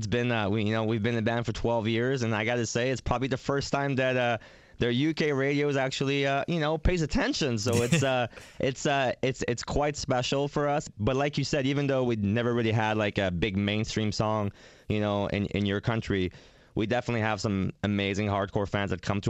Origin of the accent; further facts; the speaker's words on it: Canada; we're from Canada, and honestly, in the winter, it's insane here. It's like minus 25, minus 35 Celsius.